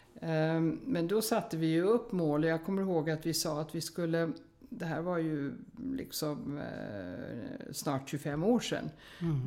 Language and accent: Swedish; United States; moved away; jag hade då ridit en hel del på westernhästar i USA där jag växte upp